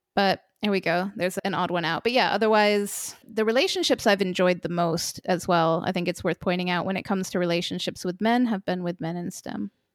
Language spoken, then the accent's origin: English; Vermont, United States; also born or lived in United Kingdom / Poland; now in Lithuania; I grew up in the United States, in a wacky little state called Vermont, and I left home pretty early, to start traveling and never stopped